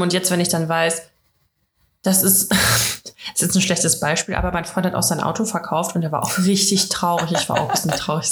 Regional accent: Russia; ich bin ja Russin

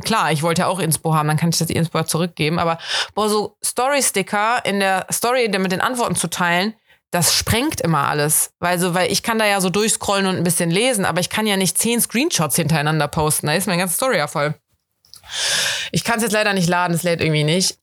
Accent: Germany; accent: German; mit meinem deutschen Akzent

